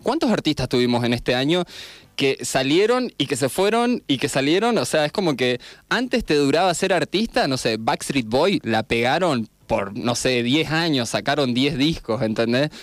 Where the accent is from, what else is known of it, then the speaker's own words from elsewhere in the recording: Argentina; Soy el primer argentino